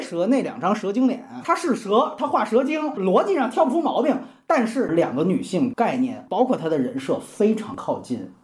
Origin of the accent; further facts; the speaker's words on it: China; 我就是中国人